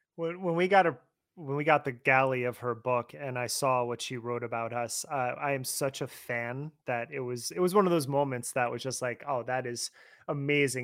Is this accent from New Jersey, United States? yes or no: yes; New Jersey, United States; I'm from that area, I'm from Jersey